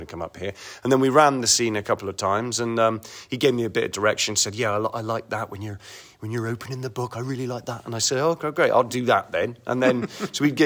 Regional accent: Kingswood, South West England, United Kingdom; accent: Bristolian; I grew up in Kingswood, Warmley

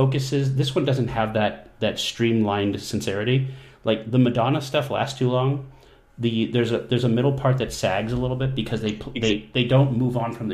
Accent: New Hampshire, United States; my home state is New Hampshire.

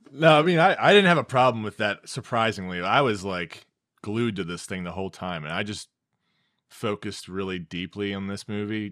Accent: United States; being an American

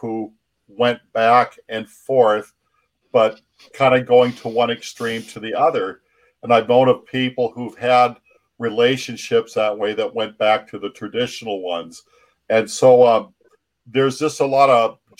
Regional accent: Seattle, Washington, United States; I'm from South Seattle

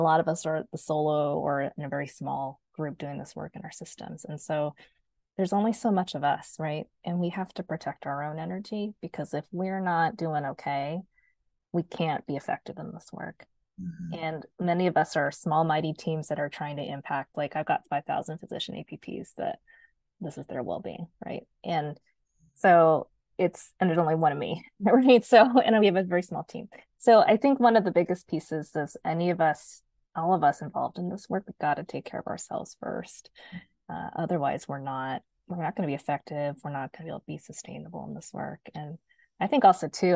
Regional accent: Oregon, United States; I grew up in Oregon

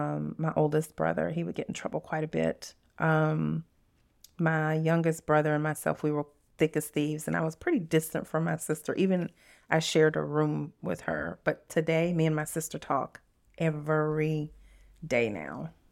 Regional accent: Scott, Louisiana, United States; also born or lived in Lafayette; I was born in Lafayette, Louisiana, and it is a small town. Some people know Monroe, and that's the city that I was born, but where we actually lived, it was a little town called Scott

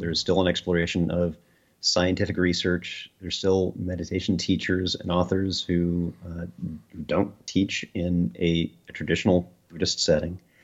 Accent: Midwest, United States; Midwest Americans

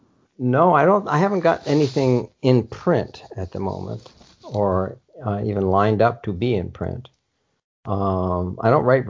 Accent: Indiana, United States; the town that I grew up in Indiana

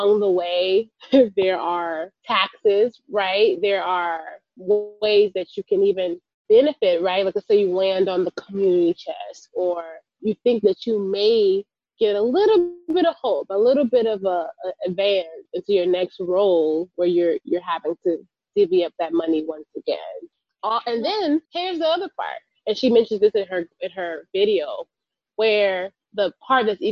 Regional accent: California, United States; California, my home state

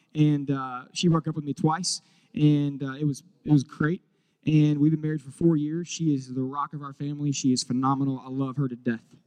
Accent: Charlotte, North Carolina, United States; moved away as an adult; now in Houston, United States; I am from originally from Charlotte and uh, moved here to Charlotte, North Carolina. Moved to Houston, Texas, uh, five and a half, almost six years ago

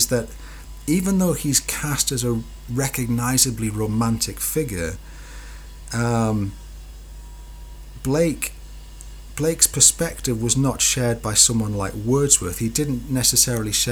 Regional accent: Newcastle upon Tyne, North East England, United Kingdom; accent: Geordie; I'm a Geordie

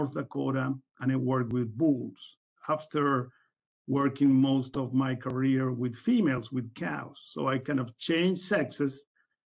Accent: Uruguay; moved away as an adult; now in Pembroke, United States; I'm originally from Uruguay

